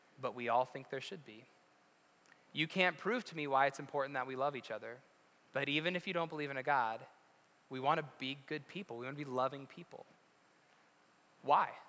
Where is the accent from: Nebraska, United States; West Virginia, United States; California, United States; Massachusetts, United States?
West Virginia, United States; moved away; I'm from West Virginia. We didn't even have sports.